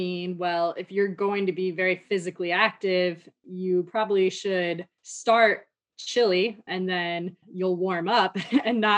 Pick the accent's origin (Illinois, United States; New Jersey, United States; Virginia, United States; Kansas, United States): Illinois, United States; Northern; moved away as an adult; also born or lived in Iowa / Wyoming / New York; now in Boone, United States; grew up in Northern Illinois